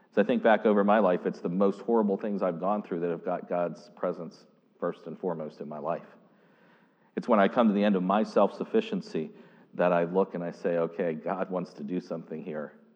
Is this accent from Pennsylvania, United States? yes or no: yes; Pittsburgh district, Pennsylvania, United States; moved away; I literally was born and raised on the Pittsburgh district